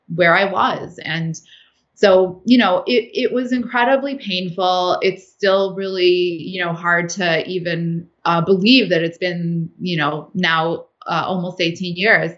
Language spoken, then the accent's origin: English; United States; I was raised in the United States